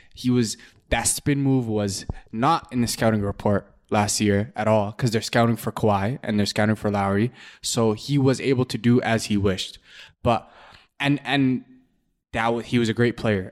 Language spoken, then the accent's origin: English; Canada; being a Canadian